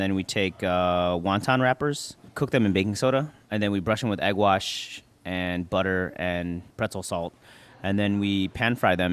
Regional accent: Chicago, Illinois, United States; now in New York, United States; I'm an Asian American. I grew up in Chicago, now live in New York

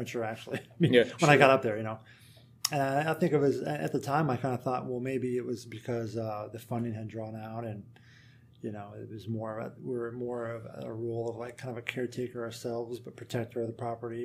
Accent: Kansas, United States; moved away; I'm from Kansas, so I'm used to a country. I grew up on a country environment

